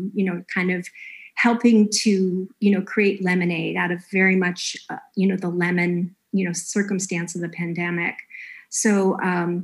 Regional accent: Los Angeles, California, United States; moved away; also born or lived in Ohio; I'm from Los Angeles, part of me had always had this thought that I was going to move back

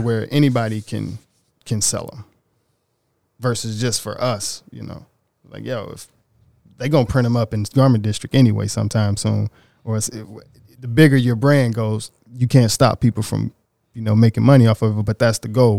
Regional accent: Oxford, Mississippi, United States; moved away as an adult; now in Los Angeles, United States; I'm from Little Bitty, Oxford, Mississippi

